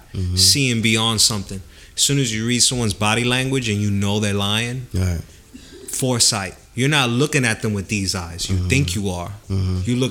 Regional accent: United States; I was raised in the United States

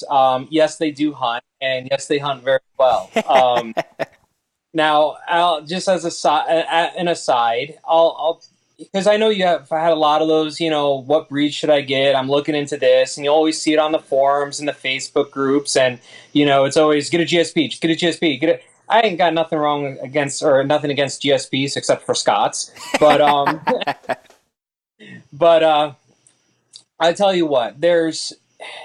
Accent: Connecticut, United States; I'm from Connecticut.

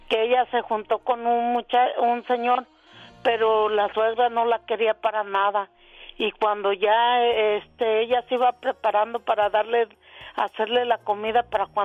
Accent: León, Guanajuato, Mexico; now in Tijuana, Mexico; Somos de León, ella vive de León y yo estoy aquí en Tijuana.

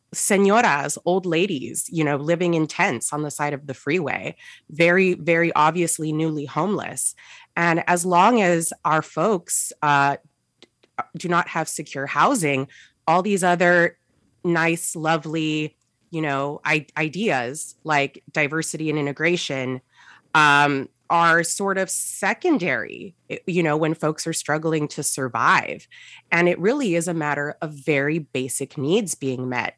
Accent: San Gabriel Valley, California, United States; I grew up in the San Gabriel Valley

